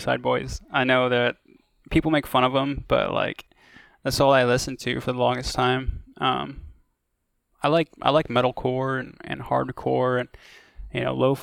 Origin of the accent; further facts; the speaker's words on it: Iowa, United States; moved away; I'm from Iowa originally.